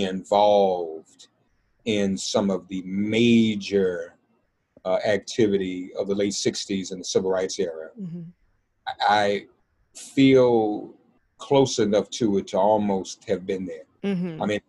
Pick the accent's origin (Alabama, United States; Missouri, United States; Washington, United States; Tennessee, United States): Tennessee, United States; Nashville; growing up in Nashville, I grew up on the campus of Fisk University, literally, because my mother was an employee there.